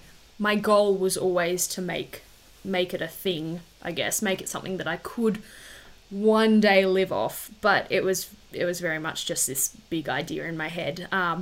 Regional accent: Darwin, Northern Territory, Australia; also born or lived in Wagga Wagga / Canberra; Childhood was good. Yeah, I was born in Darwin, which is up the very top of Australia. And because my dad's ex-army, we didn't move around heaps like a lot of the other army brats, but we moved from Darwin to Wagga Wagga and then back to Darwin

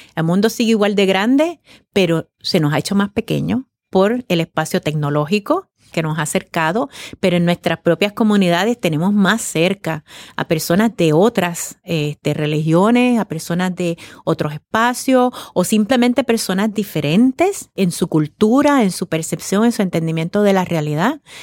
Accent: Puerto Rico

